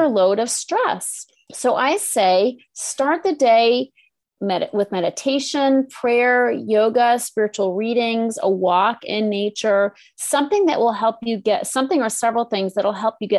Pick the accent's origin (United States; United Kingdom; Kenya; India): United States; Northeast; now in California, United States; I'm from the Northeast